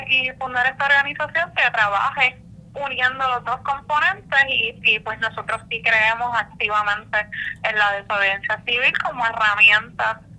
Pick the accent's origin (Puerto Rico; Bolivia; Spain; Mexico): Puerto Rico; Loíza; nací y me crié en Loíza